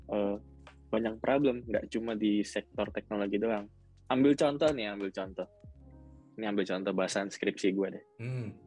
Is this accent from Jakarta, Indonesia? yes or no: yes; Jakarta, Indonesia; also born or lived in East Java; enggak, gue orang Jakarta. Gue sempet SMP di Jawa Timur setahun.